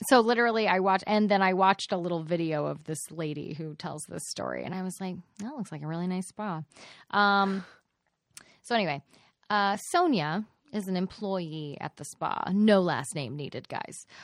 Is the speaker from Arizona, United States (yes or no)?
no; Dallas, Texas, United States; I am from Dallas